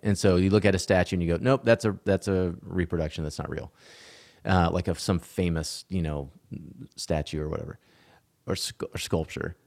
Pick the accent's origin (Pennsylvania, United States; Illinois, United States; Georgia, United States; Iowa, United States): Georgia, United States; Atlanta; moved away as an adult; also born or lived in Asheville, North Carolina; now in Texas, United States; I was born at Piedmont Hospital in Atlanta